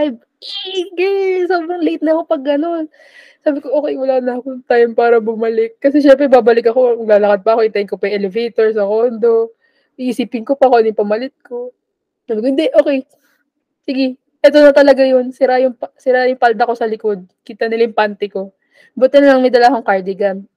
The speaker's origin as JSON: {"language": "Tagalog", "country": "Philippines", "said": "Hindi ako taga Metro Manila. Isa po akong probinsyana."}